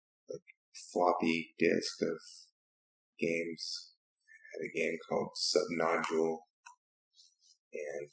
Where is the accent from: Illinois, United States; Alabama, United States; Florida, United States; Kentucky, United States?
Alabama, United States; Huntsville; now in Austin, United States; I was born in Huntsville, Alabama, which is North Alabama, not too far from Tennessee.